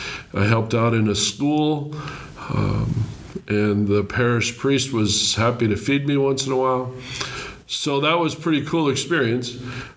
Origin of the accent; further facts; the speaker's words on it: Green Bay, Wisconsin, United States; I was born and raised in Green Bay, Wisconsin. I'm the second oldest of six boys. I grew up across the street from our parish church